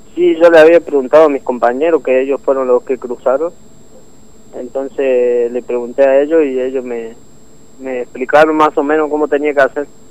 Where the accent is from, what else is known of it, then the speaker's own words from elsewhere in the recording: Córdoba, Argentina; moved away as an adult; now in Formosa, Argentina; en realidad yo soy de Córdoba, pero hace tres años que vivo acá en Formosa, en Capital